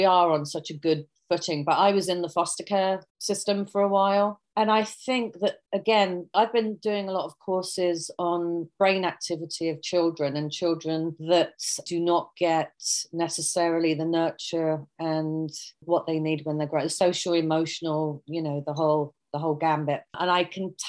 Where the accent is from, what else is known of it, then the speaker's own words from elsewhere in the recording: United Kingdom; accent: British; moved away; I have the British accent